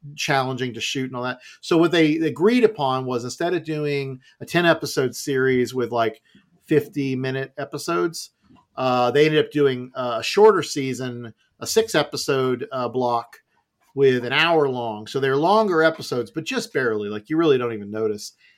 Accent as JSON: {"language": "English", "country": "United States", "tie": "born or raised there", "said": "my youth growing up in America"}